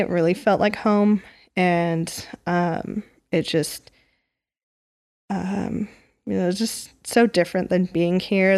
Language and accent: English; Portland, Oregon, United States; moved away; I grew up in Portland, Oregon